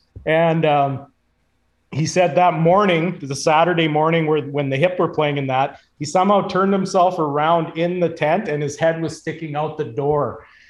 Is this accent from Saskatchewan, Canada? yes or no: yes; Saskatchewan, Canada; And then we're like, well, we're from Saskatchewan.